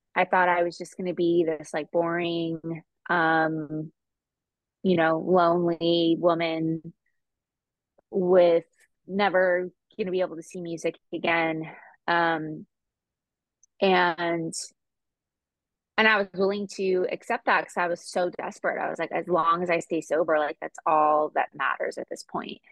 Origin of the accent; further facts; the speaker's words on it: California, United States; I'm from California